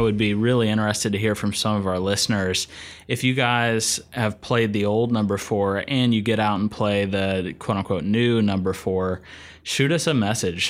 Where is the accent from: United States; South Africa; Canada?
United States; Asheville, North Carolina; I grew up in Asheville, North Carolina, up in the western part of the state